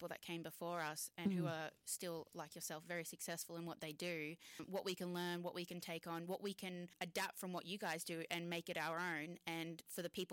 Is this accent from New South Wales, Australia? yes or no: no; Brisbane, Queensland, Australia; I'm not from around there, I'm from Brisbane